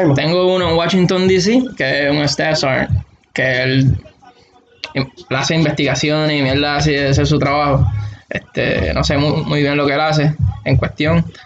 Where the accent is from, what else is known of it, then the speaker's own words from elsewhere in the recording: Aguada, Puerto Rico; moved away as an adult; now in Alaska, United States; Nacido y criado en Aguada, toda mi vida.